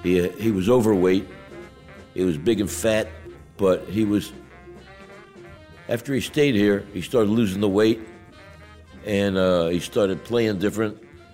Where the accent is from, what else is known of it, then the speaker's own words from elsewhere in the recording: Baltimore, Maryland, United States; moved away as an adult; also born or lived in New York; now in Copenhagen, Denmark; I'm from an American guy from Baltimore. Been here in Christiania a long time.